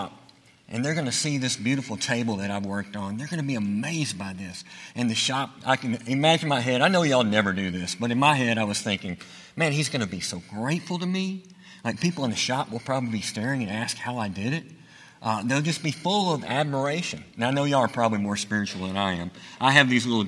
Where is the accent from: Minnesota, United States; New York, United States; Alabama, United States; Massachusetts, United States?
Alabama, United States; Chelsea; I am from Chelsea, Alabama